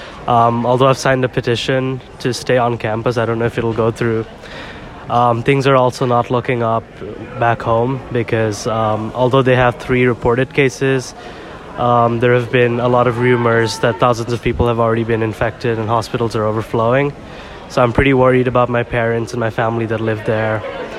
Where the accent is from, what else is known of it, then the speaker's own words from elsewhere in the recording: Dhaka, Dhaka Division, Bangladesh; I'm a sophomore, and I'm from Dhaka, Bangladesh.